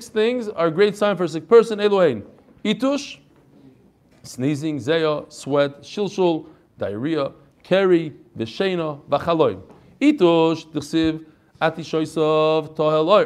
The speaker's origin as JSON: {"language": "English", "region": "New York", "country": "United States", "moved": "yes", "said": "I come from New York"}